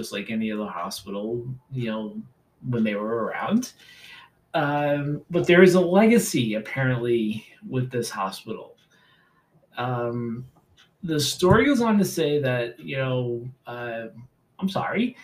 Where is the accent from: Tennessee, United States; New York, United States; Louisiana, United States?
New York, United States; New York City; I grew up in New York City